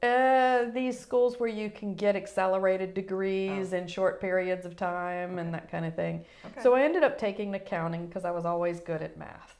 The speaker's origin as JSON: {"language": "English", "town": "Newport News", "region": "Virginia", "country": "United States", "tie": "born or raised there", "moved": "as an adult", "said": "I grew up in Newport News, Virginia."}